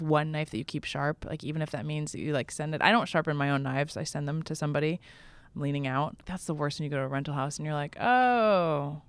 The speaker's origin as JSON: {"language": "English", "region": "Vermont", "country": "United States", "tie": "born or raised there", "said": "in my hometown in Vermont"}